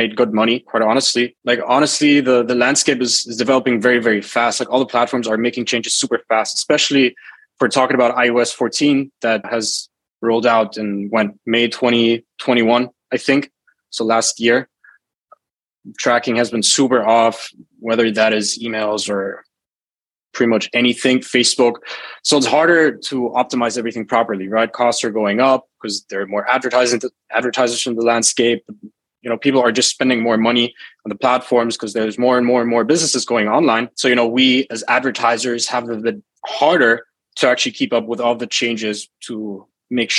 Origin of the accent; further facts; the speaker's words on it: Germany; moved away as an adult; also born or lived in United Arab Emirates; now in Bali, Indonesia; born and raised in Germany, 24 years old, and emigrated to the UAE, currently living in Bali